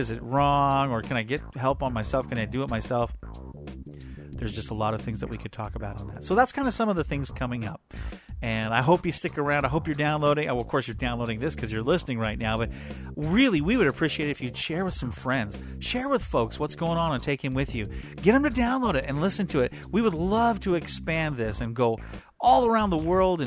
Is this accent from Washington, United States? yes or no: yes; Aberdeen, Washington, United States; I'm from Aberdeen, where we don't tan, we rust.